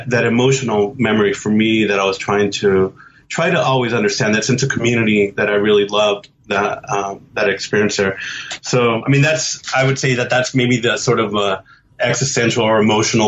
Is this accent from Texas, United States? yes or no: yes; Dallas, Texas, United States; I grew up in Dallas